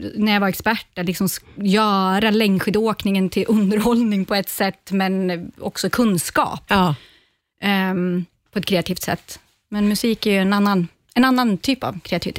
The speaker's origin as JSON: {"language": "Swedish", "town": "Ånge", "region": "Västernorrland County", "country": "Sweden", "tie": "born or raised there", "said": "började i musikskolan hemma i Ånge"}